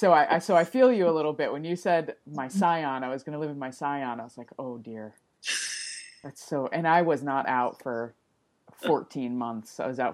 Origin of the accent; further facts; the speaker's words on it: New Jersey, United States; moved away as an adult; now in Portland, United States; I'm from New Jersey originally. I moved to Portland in 2013 and I moved here.